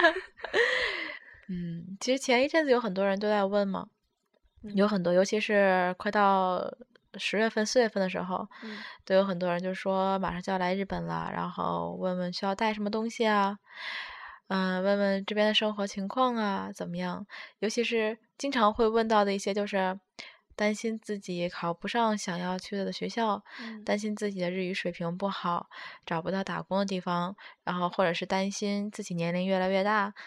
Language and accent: Chinese; Tianjin, China; moved away as an adult; also born or lived in Tokyo, Japan; now in Shizuoka, Japan; 我们都是来自于天津，天津本身就算，也算是，呃，怎么说都是直辖市之一，也是相当繁华。虽然不像东京那样的一个快节奏，也不像北京和上海，但是它毕竟也是个大都市